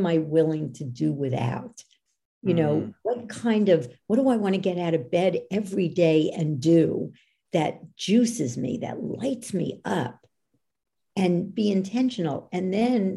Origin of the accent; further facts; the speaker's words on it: New York, United States; I'm from New York